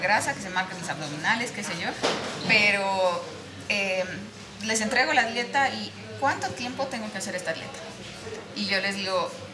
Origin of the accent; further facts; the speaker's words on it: Sucre, Chuquisaca, Bolivia; soy de Sucre